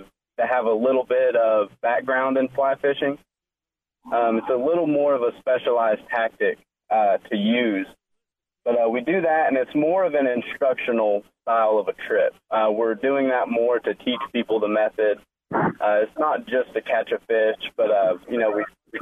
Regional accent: Western North Carolina, United States; Me and a friend, we're from Western North Carolina

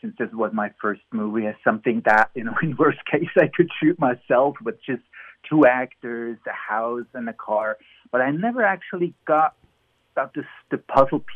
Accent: Emmental, Bern, Switzerland; now in Los Angeles, United States; I grew up in the Emmental. That's a mountainous valley near the capital, Bern

